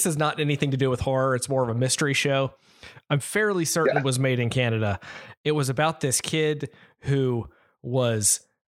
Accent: Southeast United States, United States; We're both from the Southeast United States

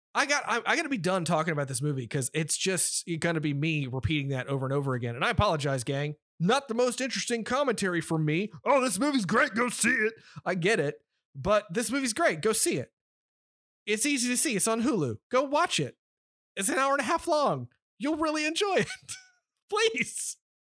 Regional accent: United States; we are from America

